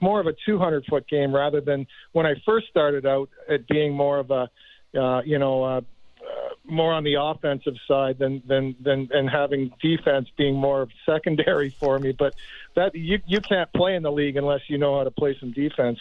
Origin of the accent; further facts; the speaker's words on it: Markham, Ontario, Canada; Markham's my hometown